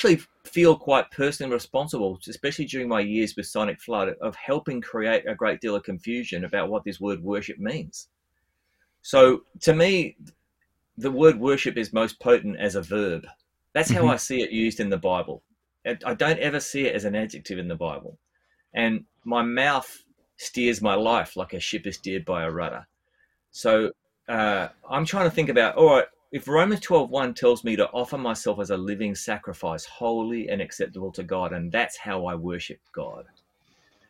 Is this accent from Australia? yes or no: yes; Australia; I'm an Australian bass player